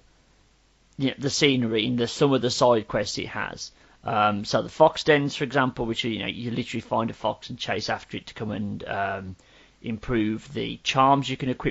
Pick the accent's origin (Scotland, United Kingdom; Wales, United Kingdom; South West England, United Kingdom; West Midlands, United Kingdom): West Midlands, United Kingdom; growing up in the West Midlands schooling system